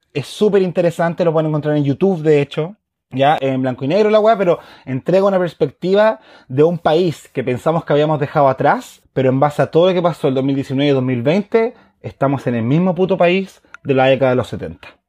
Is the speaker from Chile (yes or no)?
yes; Chile; soy un chileno más